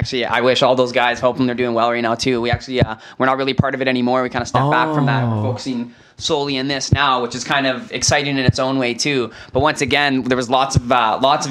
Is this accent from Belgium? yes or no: no; Aldergrove, British Columbia, Canada; we grew up all in Aldergrove